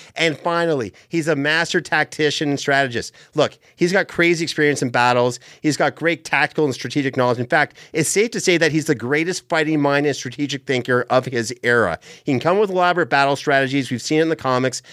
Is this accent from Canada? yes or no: yes; Canada; where I grew up in Canada